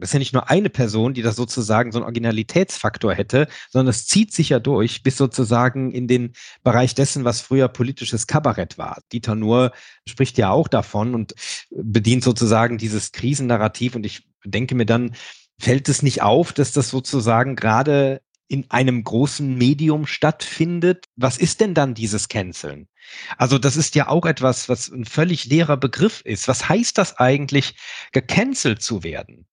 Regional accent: Rhineland, Germany; für mich als Rheinländer

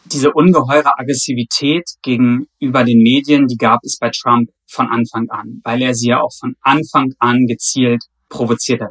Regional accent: Germany; ich bin aus Deutschland

